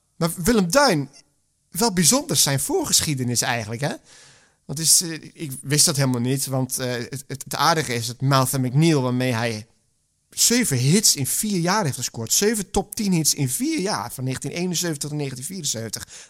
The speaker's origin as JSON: {"language": "Dutch", "region": "Friesland", "country": "Netherlands", "tie": "born or raised there", "said": "Ik ben geboren in Friesland. Maar op Friesland zat ik op een Rooms-Katholieke school"}